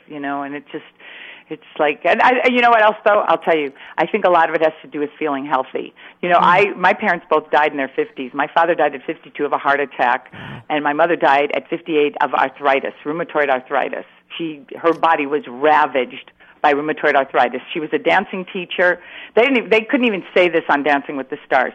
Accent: Chicago, Illinois, United States; moved away; that's my hometown

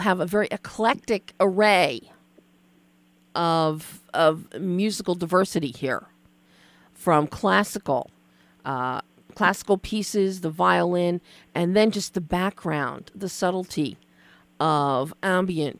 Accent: Philadelphia, Pennsylvania, United States; I'm from Philly as well

